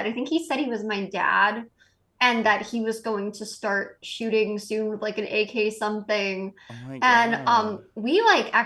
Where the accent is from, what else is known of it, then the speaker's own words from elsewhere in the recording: Massachusetts, United States; We grew up in Massachusetts